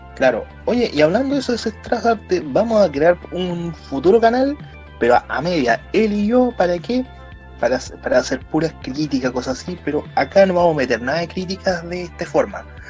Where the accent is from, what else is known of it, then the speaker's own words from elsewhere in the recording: Concepción, Biobío, Chile; yo que soy de Conce